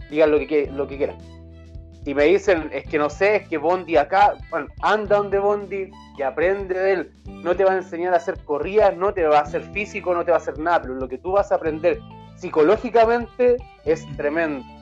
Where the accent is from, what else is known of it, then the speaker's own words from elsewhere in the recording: Puente Alto, Santiago Metropolitan Region, Chile; Ya, ¿dónde queda? En Maipú. Ah, pero es que yo soy de Puente Alto, me queda extremadamente lejos.